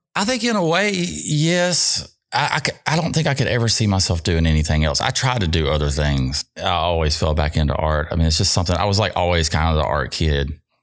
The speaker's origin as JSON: {"language": "English", "town": "Jackson", "region": "Mississippi", "country": "United States", "tie": "born or raised there", "said": "I'm from South Jackson, so I'm born and raised here"}